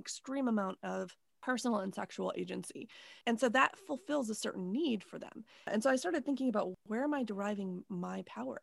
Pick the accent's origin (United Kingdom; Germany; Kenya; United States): United States; I'm American